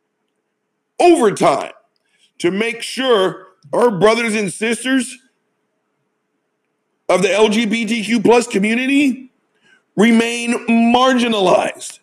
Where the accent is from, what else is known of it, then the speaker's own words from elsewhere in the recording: United States; my experience as an American